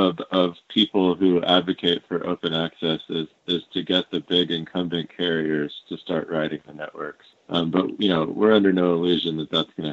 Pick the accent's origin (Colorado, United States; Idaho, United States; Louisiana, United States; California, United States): Colorado, United States; something like in my home state of Colorado, there's something along the lines of 200 internet service providers.